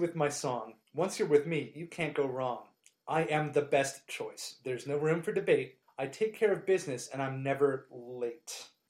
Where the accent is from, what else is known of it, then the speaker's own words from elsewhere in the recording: Pennsylvania, United States; I grew up on the Schuylkill River, belonged to a water ski club